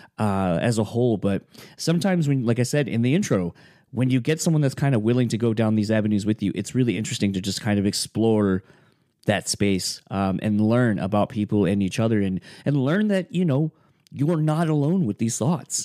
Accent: Kalamazoo, Michigan, United States; now in Grand Rapids, United States; where I grew up in Kalamazoo

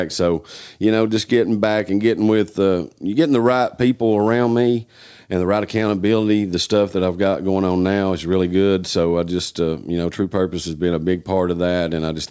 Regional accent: Newport, Tennessee, United States; Um, I'm from Newport, Tennessee.

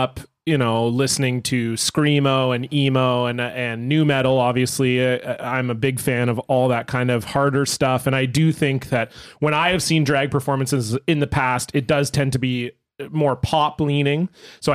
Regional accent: Canada; now in Vancouver, Canada; we're Canadian boys.

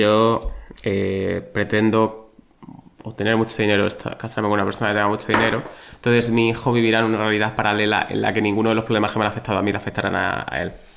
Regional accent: Badajoz, Extremadura, Spain; soy de Badajoz

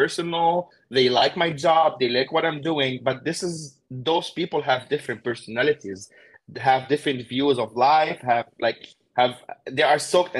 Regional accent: Beirut, Beirut Governorate, Lebanon; moved away as an adult; now in United States; I am from Beirut, Lebanon. I grew up in Beirut, Lebanon

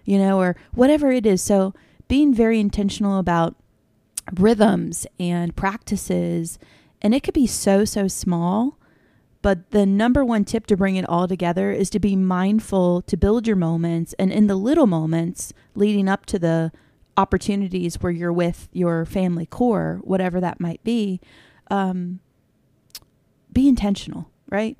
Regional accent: south of Annapolis, Maryland, United States; now in Western Maryland, United States; I grew up south of Annapolis, Maryland. More of a Bay culture vibe

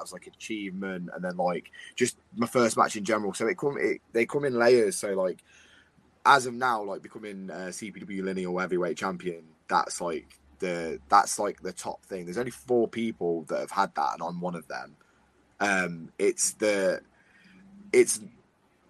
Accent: United Kingdom; I'm a British wrestler

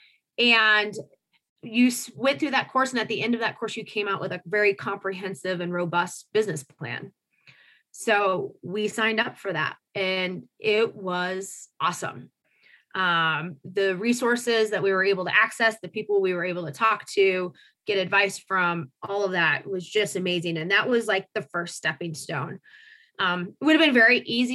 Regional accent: Marion, Indiana, United States; moved away as an adult; also born or lived in Colorado; I grew up in a kind of a little factory town called Marion, about northeast of Indy, about an hour

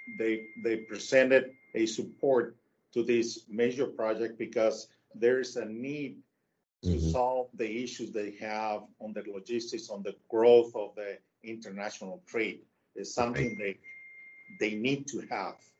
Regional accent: Tijuana, Baja California, Mexico; moved away; also born or lived in United States; I'm a uh, Mexico native. I'm from Tijuana.

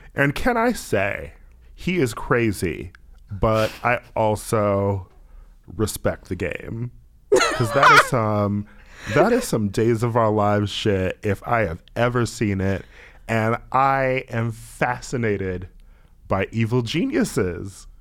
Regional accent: Milwaukee, Wisconsin, United States; now in Los Angeles, United States; I'm also from Milwaukee. My default is being surrounded by white people.

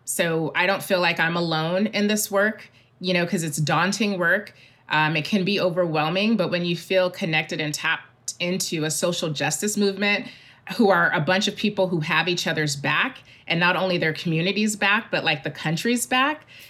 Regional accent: Mississippi, United States; moved away; I'm from Mississippi.

